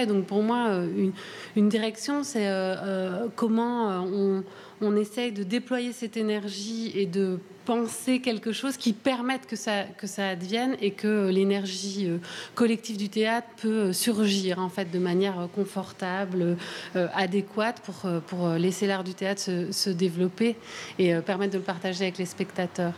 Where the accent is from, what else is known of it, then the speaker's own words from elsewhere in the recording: Brussels, Brussels-Capital Region, Belgium; je suis bruxelloise